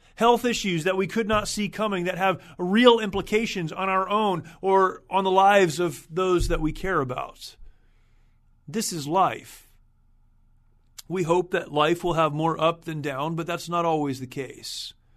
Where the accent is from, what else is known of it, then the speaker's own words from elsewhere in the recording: United States; As an American, as someone who is thankful, grateful for the opportunity to have served my country